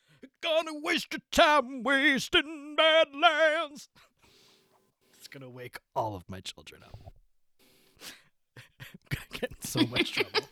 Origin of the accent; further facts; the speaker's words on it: Asbury Park, New Jersey, United States; I heard you were hanging out there in Asbury Park, New Jersey. That's my hometown.